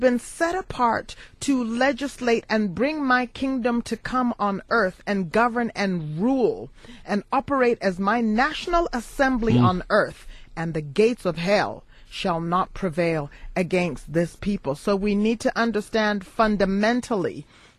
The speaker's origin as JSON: {"language": "English", "country": "United States", "tie": "born or raised there", "moved": "yes", "lives_now": "South Africa", "said": "I use the word house because I grew up in the United States."}